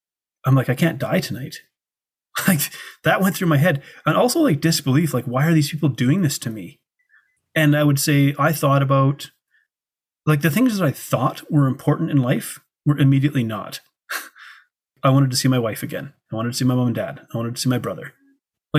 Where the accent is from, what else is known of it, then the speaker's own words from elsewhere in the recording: Canada; I come from Canada, a first world country where we have prosperity.